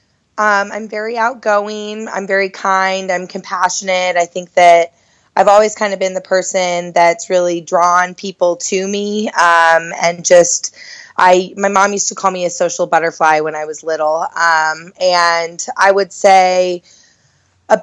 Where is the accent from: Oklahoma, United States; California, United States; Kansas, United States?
Kansas, United States; Lenexa; moved away as an adult; now in Lawrence, United States; I'm from Lenexa, and that's where my mom and her side of the family all lives in Johnson County